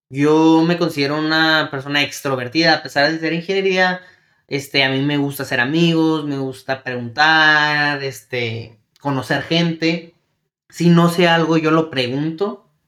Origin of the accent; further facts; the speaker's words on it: Mexico; en nuestro caso que venimos de México, este, no conocemos, este, cómo viene siendo la educación, el sistema educacional